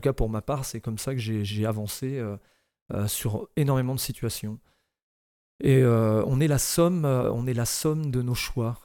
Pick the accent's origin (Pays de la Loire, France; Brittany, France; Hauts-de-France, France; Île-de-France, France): Brittany, France; Saint-Malo; also born or lived in Pipriac; Je suis né à Saint-Malo